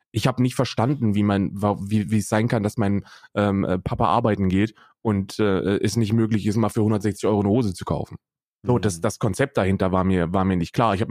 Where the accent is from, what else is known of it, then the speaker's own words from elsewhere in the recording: Hesse, Germany; also 88 geboren bin ich und ähm, in Hessen aufgewachsen